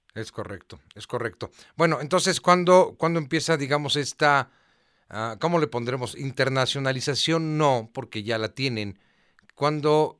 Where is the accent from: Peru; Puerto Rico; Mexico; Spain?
Mexico